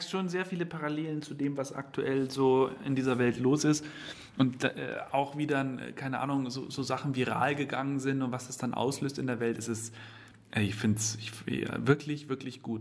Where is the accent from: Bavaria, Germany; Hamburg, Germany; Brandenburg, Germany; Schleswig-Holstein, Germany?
Bavaria, Germany; Ach, ich als Bayer müsste.